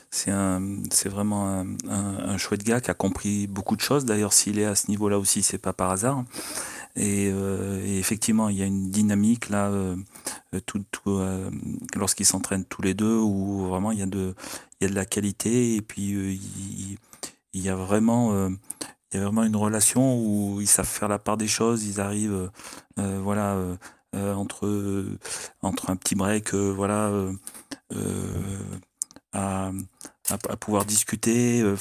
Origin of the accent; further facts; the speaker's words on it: France; on a un tournoi chez nous du Grand Chelem et en tant que Français